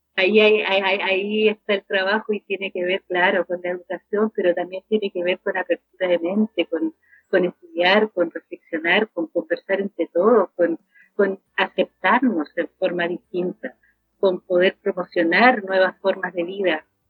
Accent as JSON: {"language": "Spanish", "town": "Macul", "region": "Santiago Metropolitan Region", "country": "Chile", "said": "acá en Macul, yo soy de Macul"}